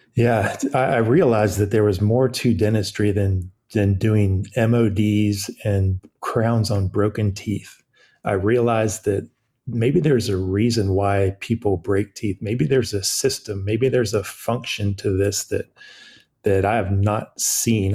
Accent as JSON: {"language": "English", "region": "California", "country": "United States", "tie": "born or raised there", "also_born_or_lived": "Chapel Hill, North Carolina", "moved": "as an adult", "lives_now": "Wilmington, United States", "said": "I'm from California, born and raised"}